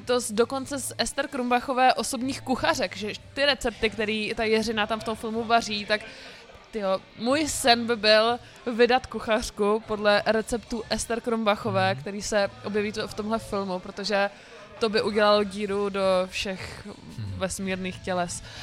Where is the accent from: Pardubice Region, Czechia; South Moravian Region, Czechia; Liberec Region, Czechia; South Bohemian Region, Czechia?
South Moravian Region, Czechia; Brno; já jsem z Brna